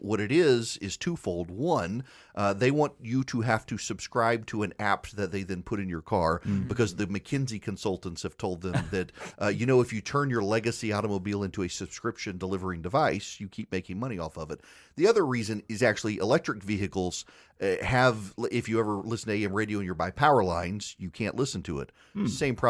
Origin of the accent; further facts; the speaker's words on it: Dubai, United Arab Emirates; It's what I grew up with in Dubai.